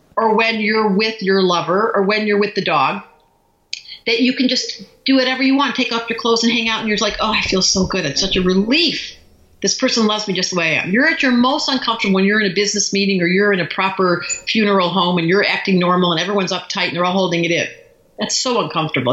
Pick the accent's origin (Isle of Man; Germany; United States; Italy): United States; Detroit, Michigan; We grew up in Detroit